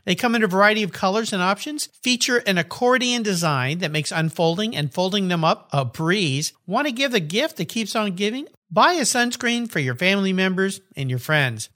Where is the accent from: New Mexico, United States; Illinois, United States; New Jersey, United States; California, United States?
California, United States; San Diego; I grew up in Southern California and I was a surfer and I went out to a surf spot there in La Jolla where I grew up called Black's Beach